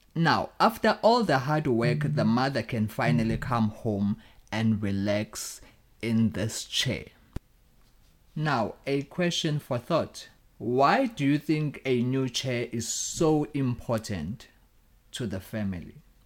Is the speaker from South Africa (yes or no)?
yes; Durban, KwaZulu-Natal, South Africa; moved away; I come from South Africa. I grew up in a poor family in Umlazi Township.